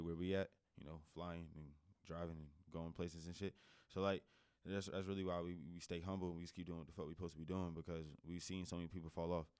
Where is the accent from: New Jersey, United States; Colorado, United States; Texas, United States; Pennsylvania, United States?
New Jersey, United States; also born or lived in Raleigh, North Carolina; now in North Carolina, United States; I come from Jersey